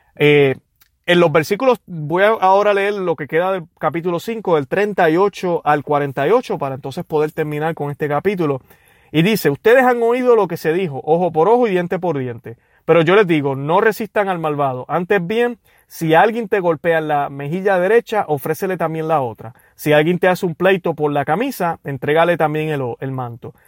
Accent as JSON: {"language": "Spanish", "country": "Puerto Rico", "moved": "yes", "lives_now": "United States", "said": "yo que soy de Puerto Rico"}